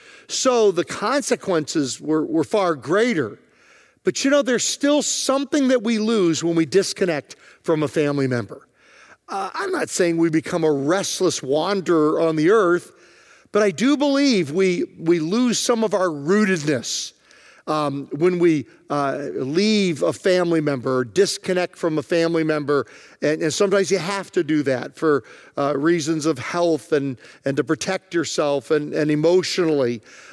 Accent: Virginia, United States; It was a little miniature, smaller farm that we grew up on in Virginia.

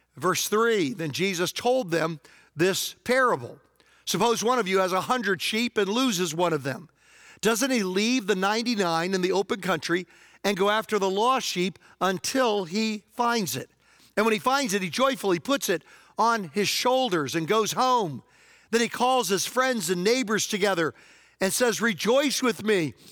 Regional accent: Hopewell, Virginia, United States; moved away; also born or lived in Prince George County, Virginia; my hometown in Hopewell, Virginia

